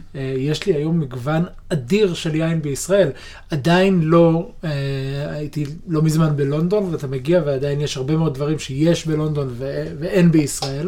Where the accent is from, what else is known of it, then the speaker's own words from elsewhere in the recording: Israel; אנחנו כישראלים וכיהודים